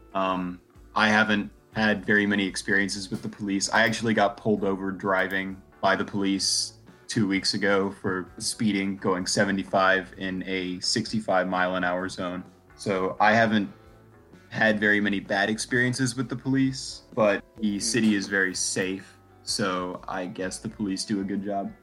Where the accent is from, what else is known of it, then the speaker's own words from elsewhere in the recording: Texas, United States; I am from Texas in the southern United States